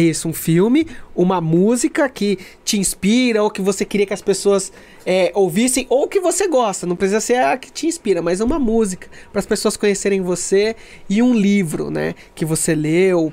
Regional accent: Brazil; nossa identidade como brasileiro

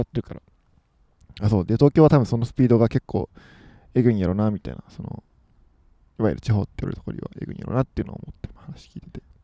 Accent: Kobe, Hyogo, Japan; moved away as an adult; now in Tokyo, Japan; 神戸なんですよ

